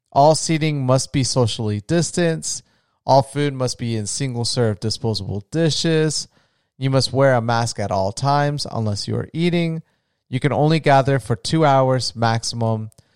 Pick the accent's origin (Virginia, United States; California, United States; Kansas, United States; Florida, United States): Florida, United States; I'm from Florida